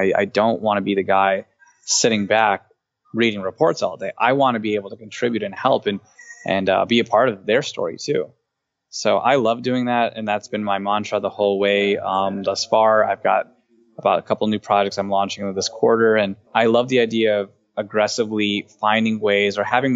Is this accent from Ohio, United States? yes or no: yes; Cleveland, Ohio, United States; we're both from the same area, we're both from Cleveland